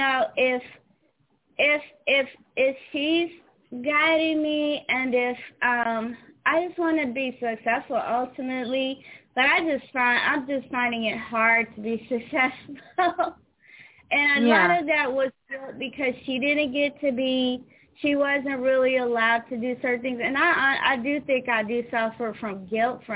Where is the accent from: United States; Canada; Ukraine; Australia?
United States; St. Louis, Missouri; also born or lived in Atlanta; now in New Jersey, United States; I'm not from New Jersey. I'm from St. Louis. I moved to Atlanta, and then I moved here to up north